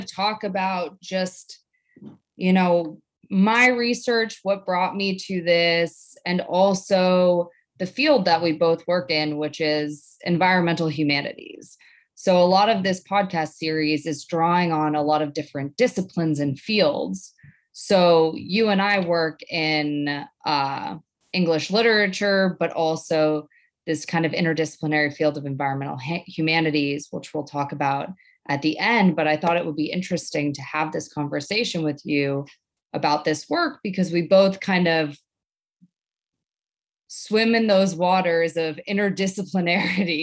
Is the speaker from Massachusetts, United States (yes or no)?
yes; Boston, Massachusetts, United States; I grew up in Boston, in the city of Boston